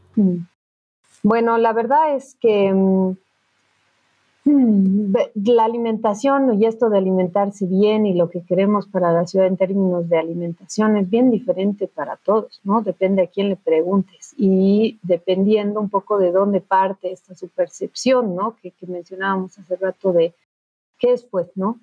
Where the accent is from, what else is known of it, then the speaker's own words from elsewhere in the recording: Bolivia; como bolivianos